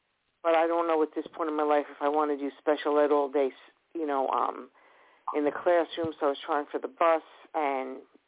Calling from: New York, United States; Long Island.

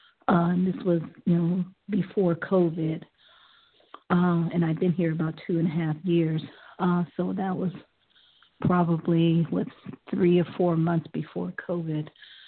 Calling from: Ohio, United States; I'm calling from Ohio. I'm calling from Ohio.

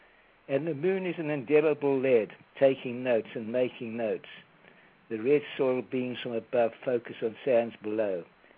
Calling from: Delray Beach, Florida, United States; I'm calling from Delray Beach in Florida.

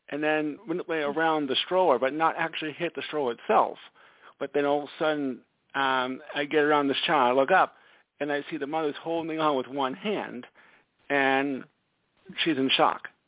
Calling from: Stamford, Connecticut, United States; I'm calling from Stamford, Connecticut.

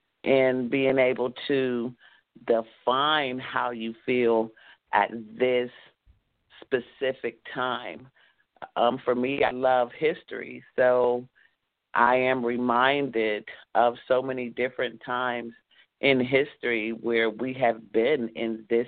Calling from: Douglasville, Georgia, United States; From Hotlanta, okay. Douglasville in the house.

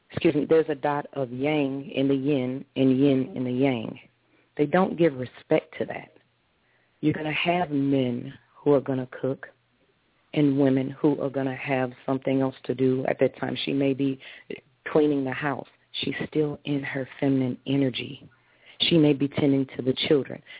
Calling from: Taylor, Michigan, United States; I'm calling from Taylor, Michigan.

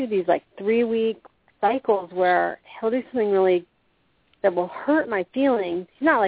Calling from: Florida, United States; I'm calling from Florida.

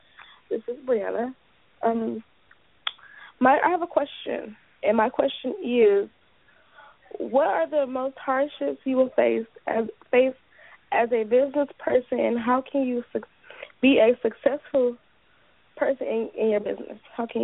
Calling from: Detroit, Michigan, United States

